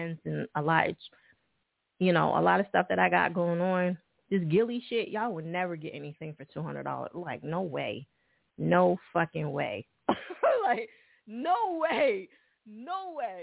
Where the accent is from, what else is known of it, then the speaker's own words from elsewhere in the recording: New Jersey, United States; Jersey right next to that, so, you know, that's where I'm from.